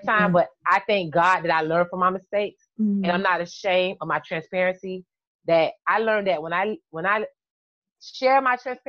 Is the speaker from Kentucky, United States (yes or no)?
no; Miami, Florida, United States; also born or lived in Dunkirk, New York; Even though I was raised in Miami, I'm from New York.